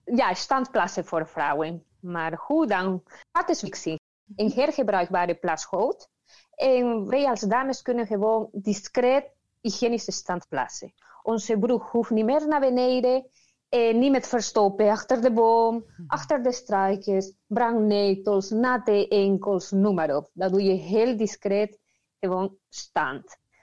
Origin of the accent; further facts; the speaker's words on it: Peru; Dutch is a second language; moved away as an adult; now in Netherlands; Ik kom uit Peru. Ik woon in Nederland al 12 jaar